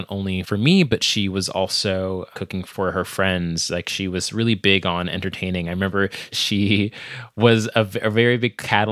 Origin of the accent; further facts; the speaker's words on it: Virginia, United States; I'm from Virginia by way of my parents, who are from Jamaica